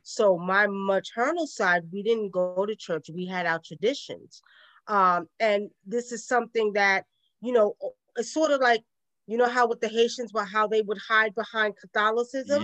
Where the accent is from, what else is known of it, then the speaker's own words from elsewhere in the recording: New York City, New York, United States; accent: Brooklyn; now in the South, United States; I was born and raised in Brooklyn